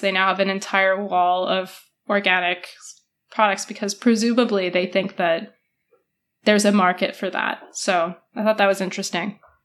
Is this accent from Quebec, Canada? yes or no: no; Alberta, Canada; I was born there